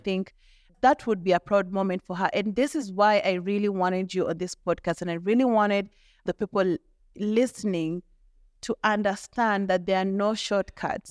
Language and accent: English; Molo, Nakuru County, Kenya; I didn't grow up in Nakuru, I grew up in Molo